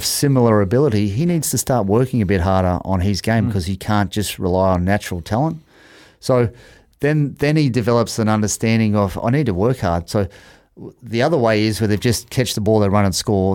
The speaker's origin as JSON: {"language": "English", "town": "Sydney", "region": "New South Wales", "country": "Australia", "tie": "born or raised there", "moved": "as an adult", "lives_now": "Auckland, New Zealand", "said": "I was 55 kilos playing first 15 in Australia"}